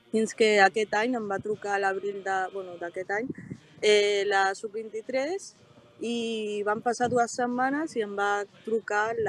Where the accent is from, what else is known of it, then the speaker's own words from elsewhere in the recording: Catalonia, Spain; also born or lived in Morocco; vaig venir des del Marroc amb 3 anys, amb els meus germans i amb els meus pares, i portem aquí ja 18-19 anys